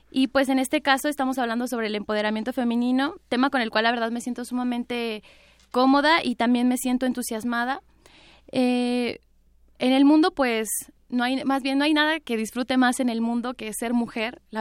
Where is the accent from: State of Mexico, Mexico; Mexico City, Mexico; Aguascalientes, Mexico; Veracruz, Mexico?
State of Mexico, Mexico; Entonces también yo soy, soy oriunda del Estado de México